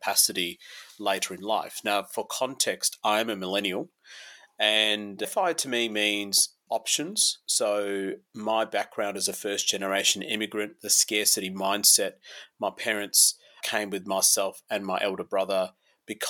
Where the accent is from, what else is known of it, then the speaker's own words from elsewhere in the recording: Adelaide, South Australia, Australia; moved away as an adult; now in Melbourne, Australia; My parents migrated here in the early 90s, and I grew up in Adelaide, actually, in a suburb called Burnside.